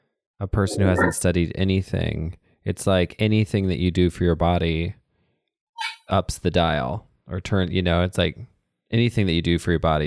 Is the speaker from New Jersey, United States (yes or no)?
no; Texas, United States; moved away; also born or lived in Minnesota; growing up in Texas or living in Minnesota.